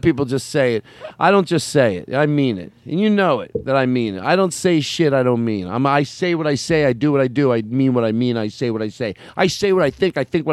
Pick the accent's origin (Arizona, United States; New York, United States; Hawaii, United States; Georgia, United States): Arizona, United States; I grew up in Arizona.